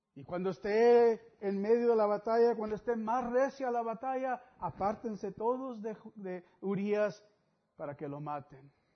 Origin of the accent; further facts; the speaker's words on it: Mexico; algunos otros somos de México